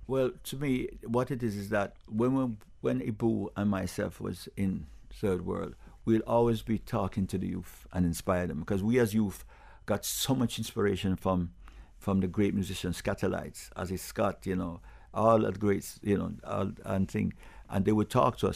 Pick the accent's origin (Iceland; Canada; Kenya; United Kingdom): United Kingdom; England; also born or lived in Jamaica; now in Broward, United States; I was born in England